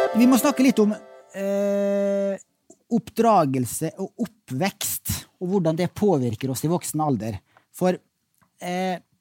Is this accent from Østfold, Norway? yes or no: no; Molde, Møre og Romsdal, Norway; kom fra hjembyen min, Molde